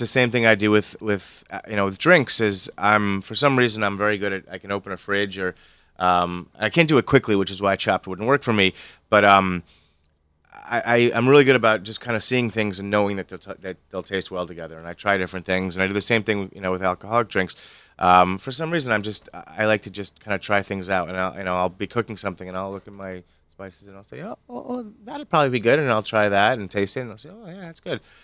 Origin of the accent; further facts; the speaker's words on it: Stamford, Connecticut, United States; moved away as an adult; also born or lived in Chicago; I grew up in Stamford